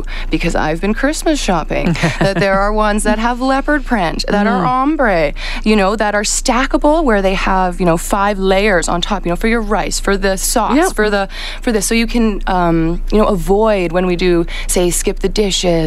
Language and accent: English; Ardrossan, Alberta, Canada; I'm from Berta. Like, I'm from oil country. I grew up, you know, in Ardrossan, on a farm.